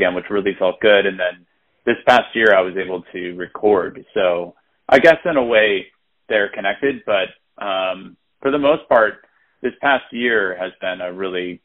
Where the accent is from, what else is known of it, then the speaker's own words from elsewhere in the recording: St. Louis, Missouri, United States; moved away as an adult; now in New York City, United States; I was born in St. Louis, Missouri